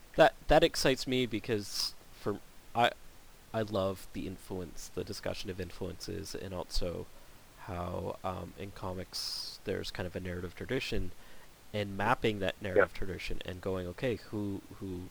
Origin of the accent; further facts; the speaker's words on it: Canada; being Canadian